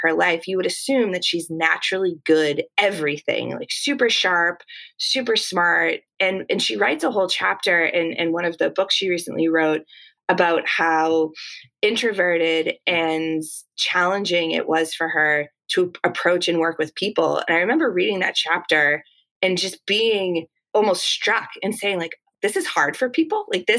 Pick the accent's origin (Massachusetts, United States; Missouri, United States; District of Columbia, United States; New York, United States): Massachusetts, United States; accent: Boston; I grew up right outside of the Boston area. And so my natural Boston accent is one that I think, because I've been outside of Boston for a little while, it's toned down a bit.